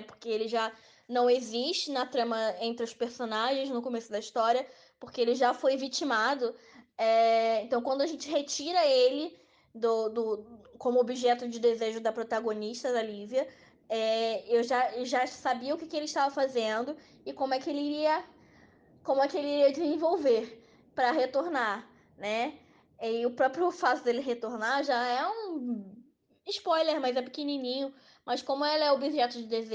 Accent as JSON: {"language": "Portuguese", "region": "Rio de Janeiro", "country": "Brazil", "said": "eu sou do Rio de Janeiro"}